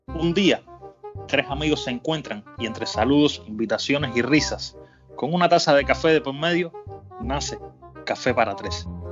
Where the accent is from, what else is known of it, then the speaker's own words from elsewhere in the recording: Cuba; para mí como cubano